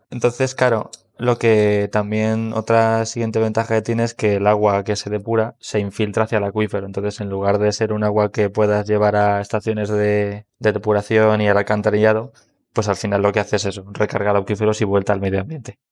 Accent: Madrid, Community of Madrid, Spain; also born or lived in Huelva; yo también soy geólogo, también de Madrid, de la Complutense

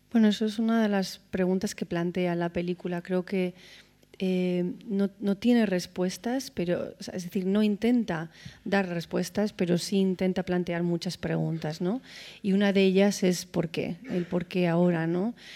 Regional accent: Spain; como española

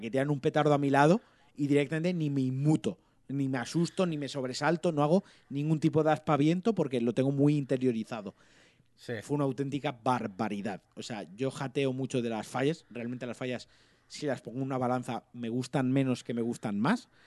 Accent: Valencian Community, Spain; yo soy muy valenciano

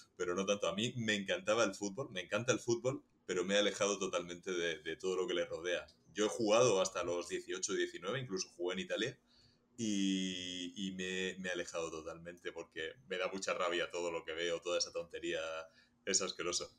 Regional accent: Region of Murcia, Spain; la gente que somos de Murcia o que salimos de Murcia

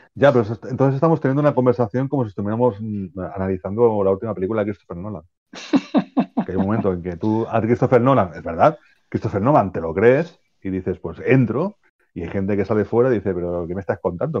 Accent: Spain; nosotros que somos españoles

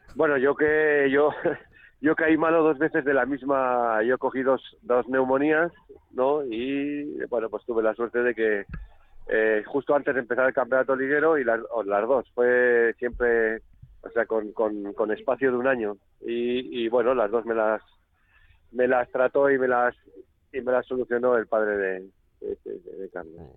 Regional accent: Catalonia, Spain; now in Logroño, Spain

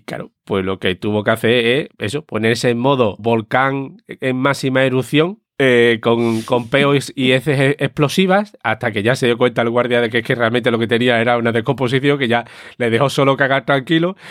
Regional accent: Seville, Andalusia, Spain; moved away; hace ya 20 años que me fui de Sevilla

